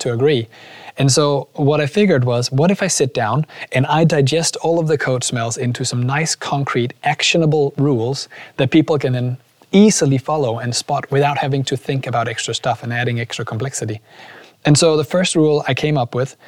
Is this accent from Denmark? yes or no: yes; Aarhus, Central Denmark Region, Denmark; I'm from Aarhus.